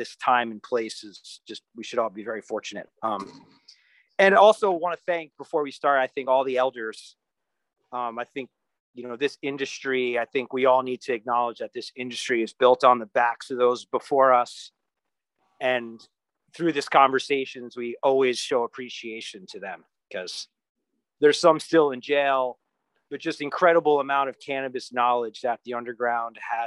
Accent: New York, United States; moved away; also born or lived in New Brunswick, New Jersey / California; I grew up right outside New York City

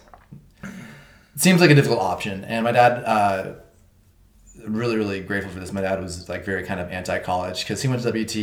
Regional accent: Amarillo, Texas, United States; moved away as an adult; now in Los Angeles, United States; I was born and raised in Amarillo, Texas, and very recently I moved to LA to pursue work in animation

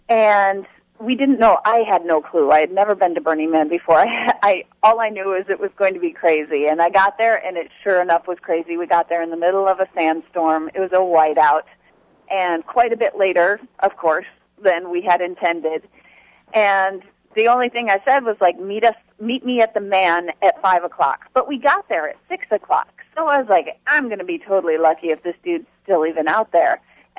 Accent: the South, United States; accent: southern; I could do the whole show in my southern accent.

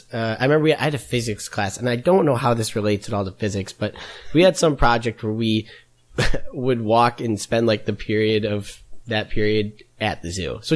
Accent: Brookfield, Illinois, United States; I'm from Brookfield, Illinois, which is a suburb of Chicago.

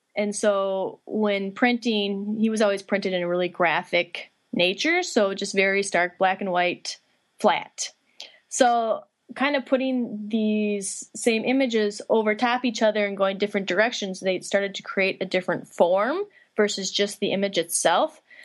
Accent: Litchfield, Minnesota, United States; I'm originally from Litchfield, Minnesota, uh, which is kind of western central part of the state

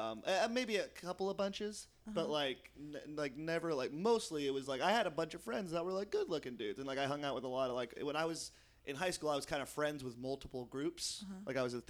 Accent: Poughkeepsie, New York, United States; I'm from Poughkeepsie. They always have this weird town. They go, ooh, that's a small town.

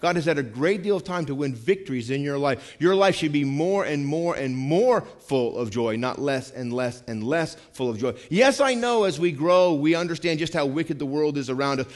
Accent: Vermont, United States; moved away; I'm from Vermont, okay? I grew up in the mountains

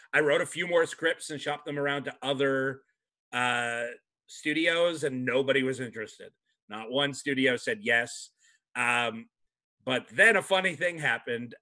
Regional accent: Canada; moved away as an adult; now in United States; I'm from Canada

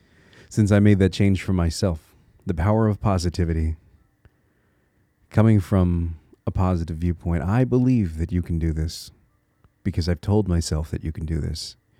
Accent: Connecticut, United States; now in Minnesota, United States; See, I'm a transplant. I live in Minnesota right now, but I'm from Connecticut.

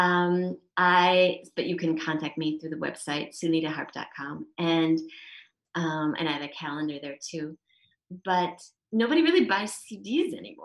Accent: Minnesota, United States; also born or lived in San Diego / Shetland; now in Israel; I grew up in Minnesota and my parents are still there

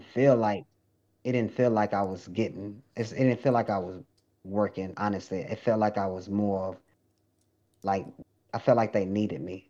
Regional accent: Lufkin, Texas, United States; also born or lived in Webster, Texas; I was fresh from Lufkin, country boy in the city

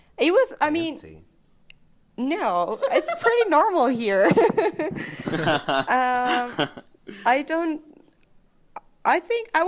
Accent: Mexico; I was born and raised in Mexico.

